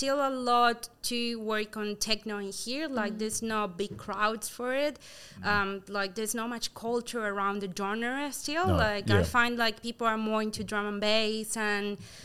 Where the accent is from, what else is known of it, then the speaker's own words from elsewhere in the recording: Córdoba, Argentina; English is a second language; moved away as an adult; also born or lived in Buenos Aires, Argentina; now in New Zealand; my parents decided to move to Cordoba, which is another city that's smaller than Argentina. And I grew up there